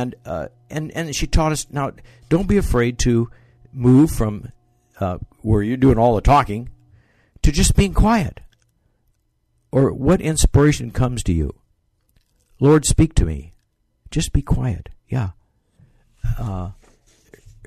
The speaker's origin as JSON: {"language": "English", "town": "Bakersfield", "region": "California", "country": "United States", "tie": "born or raised there", "moved": "yes", "lives_now": "Boston, United States", "said": "I grew up in California, Bakersfield, California."}